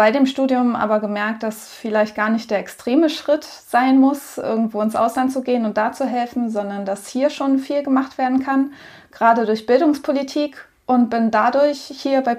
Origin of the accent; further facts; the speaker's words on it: Schwarmstedt, Lower Saxony, Germany; Also, ich komme aus der Nähe von Hannover ursprünglich, ähm, aus Schwarmstedt einem Ort, den man nur kennt, weil da dauernd Stau ist.